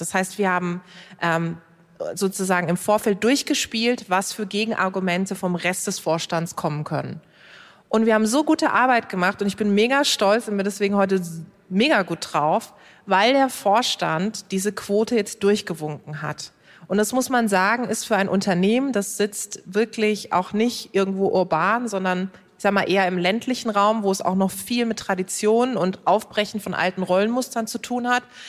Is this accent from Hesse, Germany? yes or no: no; Karlsruhe, Baden-Württemberg, Germany; Ich komme aus Karlsruhe